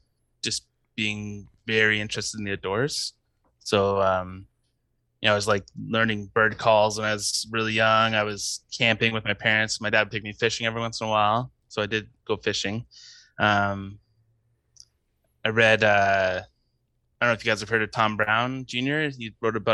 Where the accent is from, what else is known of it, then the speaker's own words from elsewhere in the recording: London, Ontario, Canada; I was born in London, Ontario, up in Canada, which is about 2 hours northeast of Detroit, for anyone who doesn't know. Grew up in the suburbs